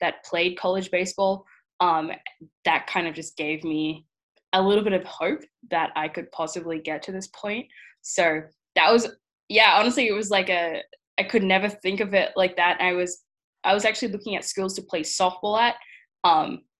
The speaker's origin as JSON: {"language": "English", "town": "Brisbane", "region": "Queensland", "country": "Australia", "moved": "as an adult", "lives_now": "Seattle, United States", "said": "I'm usually from Brisbane, Australia, but currently I am in Seattle, in Washington"}